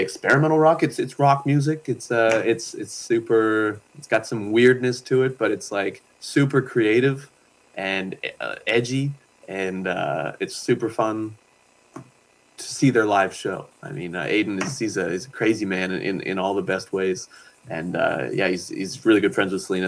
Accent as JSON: {"language": "English", "town": "Pictou", "region": "Nova Scotia", "country": "Canada", "tie": "born or raised there", "moved": "yes", "lives_now": "Yukon, Canada", "said": "I grew up in Nova Scotia. from Pictou"}